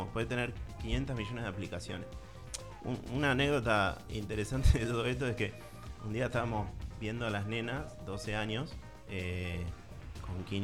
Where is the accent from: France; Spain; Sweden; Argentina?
Argentina; Buenos Aires; moved away; yo ah. soy de Capital, pero no de Edo.